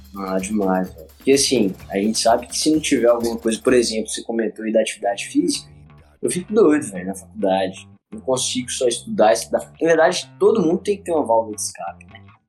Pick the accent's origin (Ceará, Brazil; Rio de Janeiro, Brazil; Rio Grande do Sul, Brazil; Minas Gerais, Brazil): Minas Gerais, Brazil; Teófilo Otoni; also born or lived in Governador Valadares; Eu sou de Flotão, de Minas Gerais, interiorzão